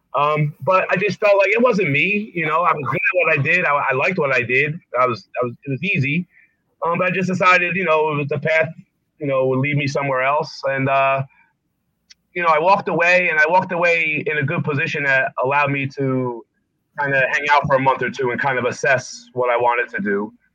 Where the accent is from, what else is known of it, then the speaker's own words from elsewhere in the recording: Essex County, North New Jersey, United States; also born or lived in Nutley, New Jersey; growing up in Essex County, you know, where you know we lived in in North New Jersey